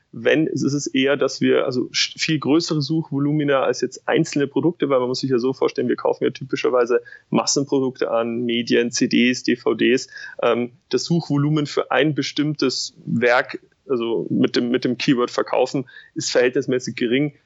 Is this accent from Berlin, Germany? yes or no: no; Munich, Bavaria, Germany; Ich komme aus München, äh, habe dort äh, studiert